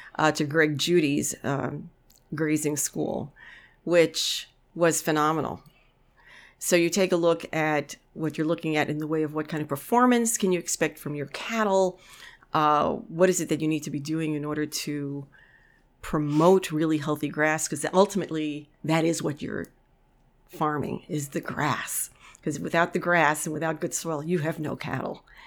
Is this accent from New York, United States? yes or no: yes; New York City, New York, United States; now in Amery, Wisconsin, United States; I grew up in the Bronx, a kid of the tenements in the nineteen fifties and sixties